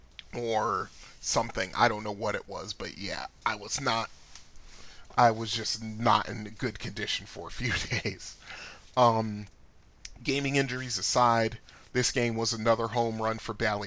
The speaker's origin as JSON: {"language": "English", "region": "Connecticut", "country": "United States", "tie": "born or raised there", "said": "growing up in Connecticut"}